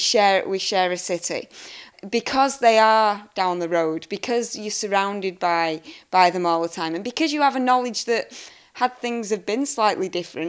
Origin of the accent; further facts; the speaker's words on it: Salford, North West England, United Kingdom; Born and raised in Salford.